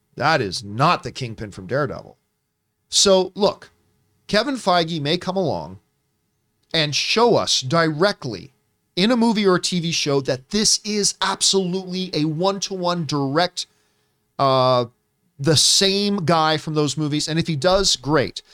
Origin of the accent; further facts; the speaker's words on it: Canada; growing up in Canada